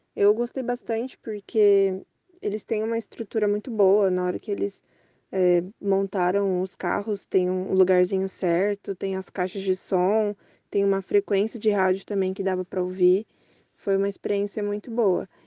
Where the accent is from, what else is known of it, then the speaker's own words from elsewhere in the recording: São Paulo, Brazil; eu sou de São Paulo, capital